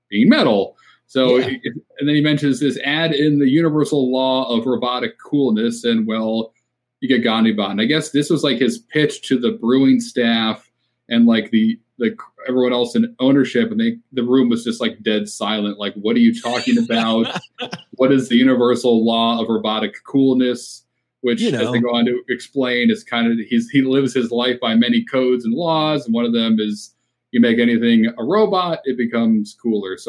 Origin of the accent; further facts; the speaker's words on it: New England, United States; moved away; I'm from New England